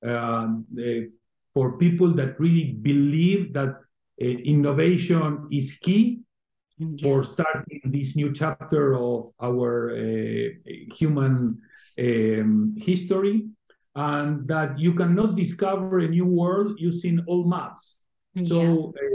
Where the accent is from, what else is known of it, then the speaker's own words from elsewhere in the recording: Argentina; now in Spain; I was originally born and raised in Argentina